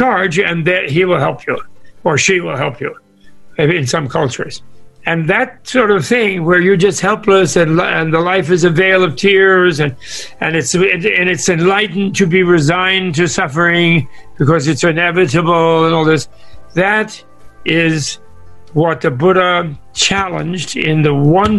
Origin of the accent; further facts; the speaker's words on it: New York, United States; I grew up in New York, not in California